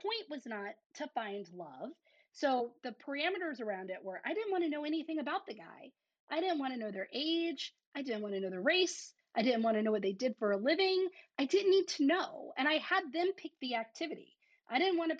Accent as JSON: {"language": "English", "region": "the South", "country": "United States", "said": "I'm from the South"}